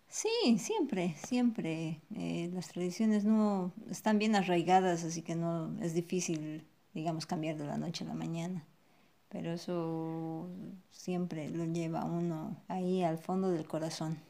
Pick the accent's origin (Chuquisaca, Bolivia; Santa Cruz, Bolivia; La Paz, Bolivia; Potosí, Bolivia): La Paz, Bolivia; moved away as an adult; now in Buenos Aires, Argentina; Eso solamente se puede comer en La Paz, de donde yo vengo